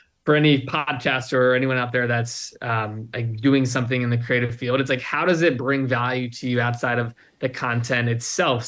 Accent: Virginia, United States; moved away as an adult; also born or lived in Arizona; growing up in Virginia, for context, I didn't go to college, right? I literally, a month after high school, I moved out to Arizona

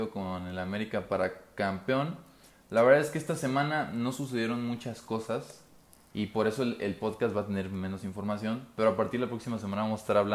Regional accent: Mexico; como mexicano te puedo decir que el 2014 me gustó más

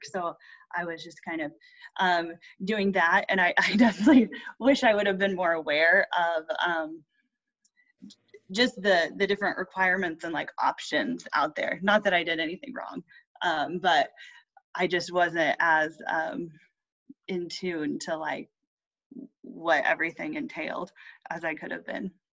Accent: Indiana, United States; I am from Indiana.

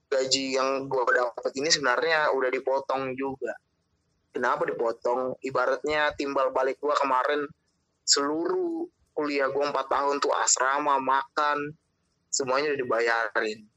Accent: Bekasi, West Java, Indonesia; oke gue orang Batak begitu tapi memang orang tua dari kecil rantau begitu daerah dari Bekasi

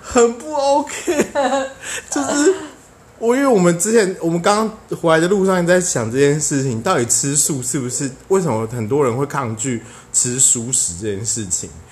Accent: Taiwan; 我们台湾人真的是走很前面

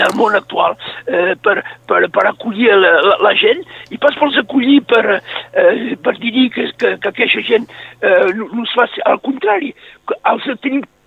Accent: Northern Catalonia, Occitania, France; som catalans

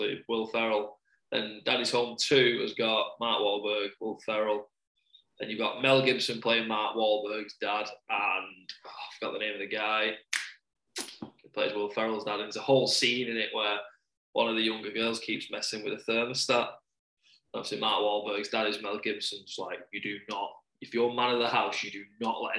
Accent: England, United Kingdom; we're English

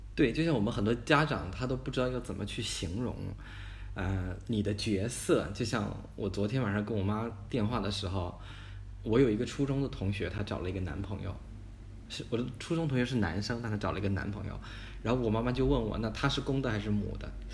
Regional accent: Harbin, Heilongjiang, China; 我出生在黑龙江哈尔滨，就是一个最北的一个省会

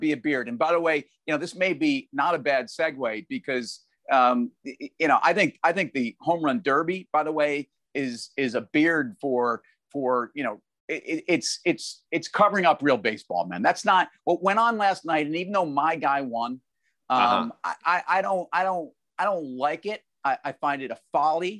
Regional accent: New York, United States; I'm a New Yorker.

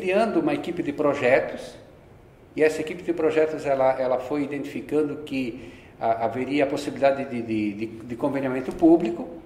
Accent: Rio Grande do Sul, Brazil; moved away as an adult; also born or lived in Porto Alegre; now in São Paulo, Brazil; Eu sou do Rio Grande do Sul.

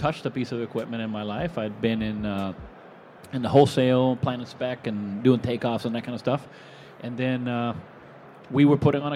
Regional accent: Venezuela; also born or lived in Reno; now in Florida, United States; I was born and raised in Venezuela

